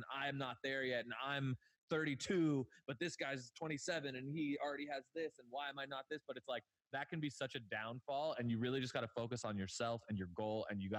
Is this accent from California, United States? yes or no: yes; Agoura Hills, California, United States; we grew up in Agoura Hills, which is a very rich place.